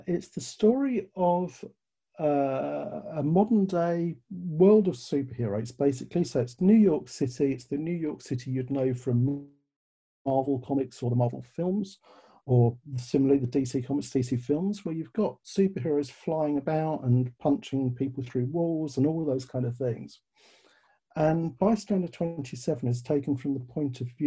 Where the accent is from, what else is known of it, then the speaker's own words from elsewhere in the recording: London, United Kingdom; accent: British; you may tell from the accent, I'm British. I was born in London.